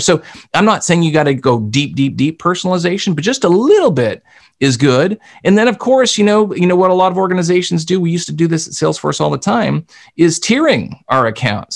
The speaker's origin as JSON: {"language": "English", "country": "Canada", "accent": "Canadian", "said": "I'm Canadian. You can tell by my accent, I say process and project and those kinds of things."}